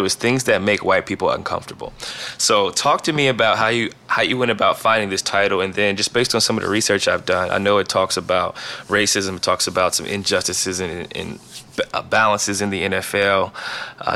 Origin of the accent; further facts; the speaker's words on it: Ohio, United States; I'm from Ohio